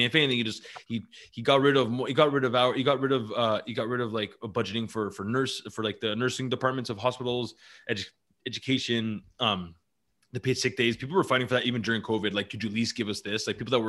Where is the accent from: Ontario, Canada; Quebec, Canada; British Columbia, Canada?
Quebec, Canada; North Shore; I grew up in North Shore